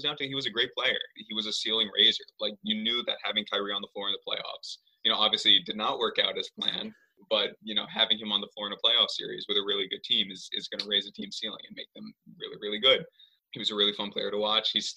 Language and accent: English; New York, United States; moved away as an adult; also born or lived in Boston; I'm originally from New York.